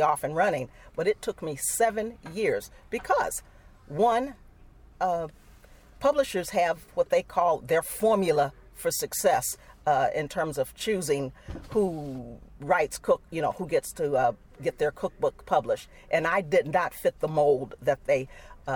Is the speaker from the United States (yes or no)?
yes; Chicago, Illinois, United States; also born or lived in Charleston, Mississippi; I grew up in Chicago